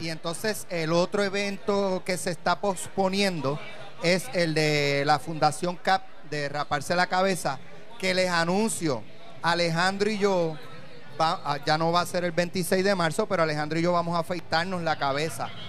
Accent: Puerto Rico; Yo soy, boricua

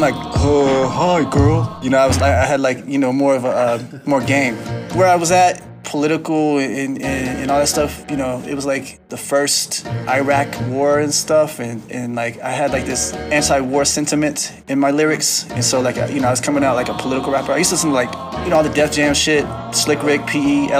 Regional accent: Little Rock, Arkansas, United States; now in Denver, United States; I grew up in Little Rock, Arkansas

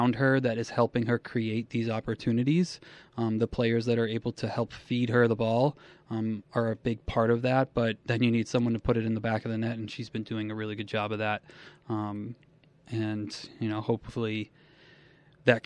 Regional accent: New England, United States; moved away as an adult; also born or lived in Philadelphia / Springfield, Massachusetts / Elmira, New York; now in Buffalo, United States; I grew up in New England

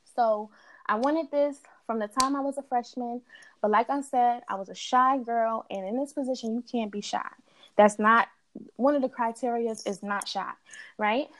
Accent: New York City, New York, United States; also born or lived in Delaware; I'm originally from Queens. As I was coming up, I was between Queens and Delaware, and now I'm back in Queens

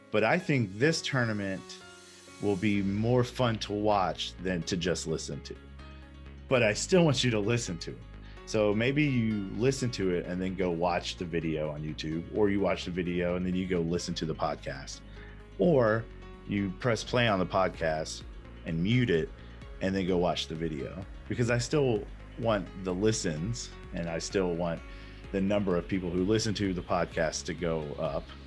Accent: Fayetteville, North Carolina, United States; moved away; my hometown of Fayetteville

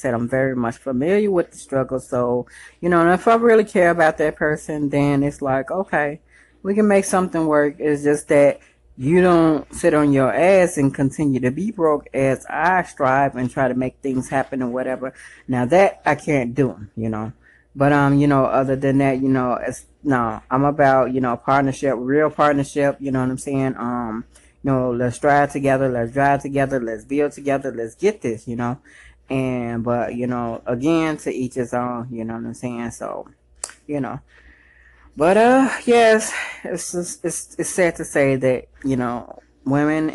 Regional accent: Chicago, Illinois, United States; moved away; I actually miss my hometown. So what up, Chi-Town?

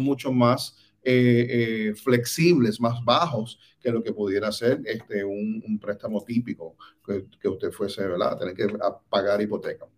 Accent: Puerto Rico; moved away as an adult; now in Orlando, United States; desde posiciones muy humildes en Puerto Rico, pues soy puertorriqueña.

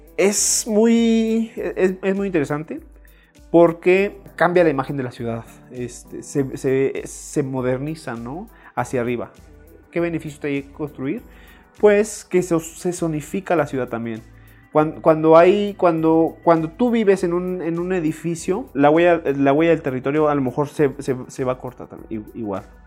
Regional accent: Chihuahua, Mexico; moved away as an adult; also born or lived in Puebla; now in San Andrés Cholula, Mexico; soy de Chihuahua

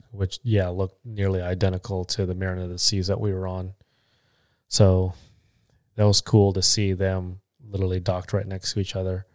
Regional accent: Philippines; 'cause I'm Filipino

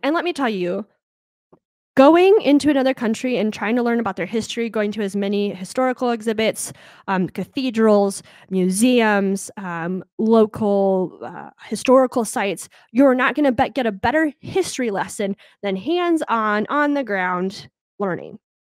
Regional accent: United States; I'm an American

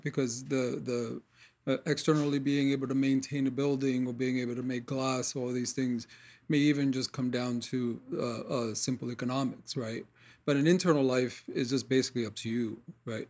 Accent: New York City, New York, United States; I grew up in Corona, Queens

